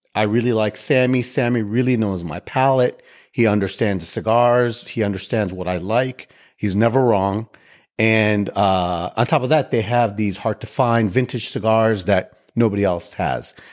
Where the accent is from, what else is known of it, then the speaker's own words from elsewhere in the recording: Chicago, Illinois, United States; now in Houston, United States; I live in Houston. I grew up in Chicago.